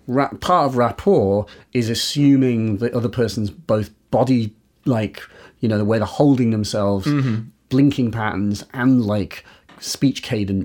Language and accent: English; Yorkshire and the Humber, United Kingdom; now in London, United Kingdom; I do live in London, but I'm from Yorkshire originally. That's not, I sort of don't sound like it. Slightly southern affected thing